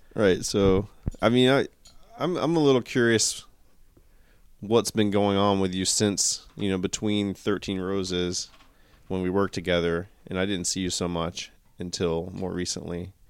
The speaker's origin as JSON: {"language": "English", "region": "Georgia", "country": "United States", "tie": "born or raised there", "said": "I grew up in Georgia"}